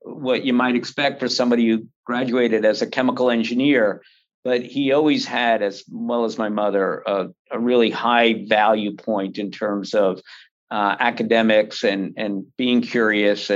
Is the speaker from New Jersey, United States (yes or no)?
yes; New Jersey, United States; also born or lived in Oklahoma / New York; I was raised largely in New Jersey and New York, mostly in New Jersey